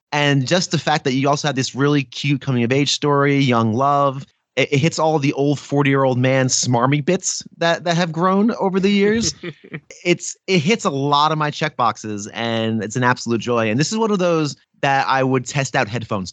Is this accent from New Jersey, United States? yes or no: yes; New Jersey, United States; I'm born and raised in New Jersey